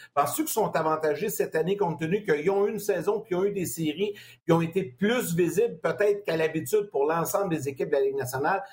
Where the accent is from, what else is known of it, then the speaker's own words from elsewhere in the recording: Sorel-Tracy, Quebec, Canada; mon coin, de ma région natale, Sorel-Tracy